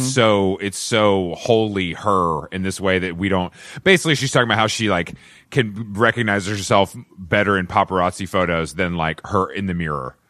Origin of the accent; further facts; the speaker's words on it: Atlanta, Georgia, United States; I'm from Atlanta, and we have a, obviously a very deep redneck culture